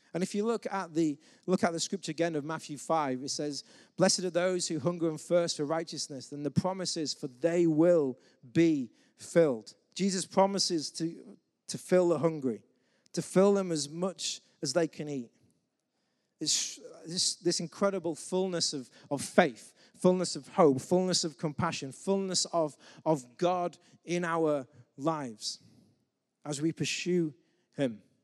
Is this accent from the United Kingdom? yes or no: yes; England, United Kingdom; as the English man